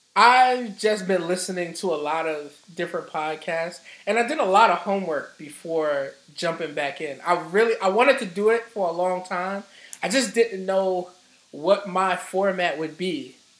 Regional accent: New York City, New York, United States; I'm from Harlem.

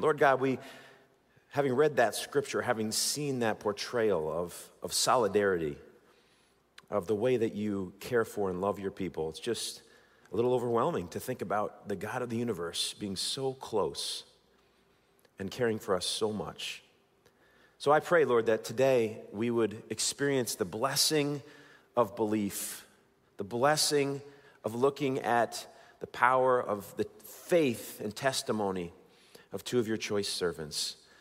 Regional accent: Waterbury, Connecticut, United States; Waterbury, my hometown

